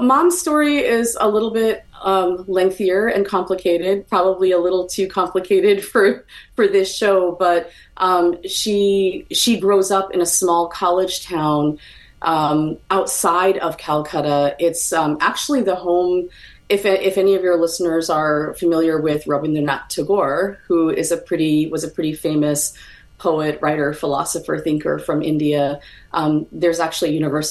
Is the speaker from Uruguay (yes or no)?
no; Toronto, Ontario, Canada; moved away as an adult; also born or lived in Montreal / Edmonton; now in United States; I was born and raised in Canada. Those who follow me on Twitter know that my handle is … for that reason. Born in Montreal, raised also in Toronto, and then out in Edmonton, Alberta, where my family still is today.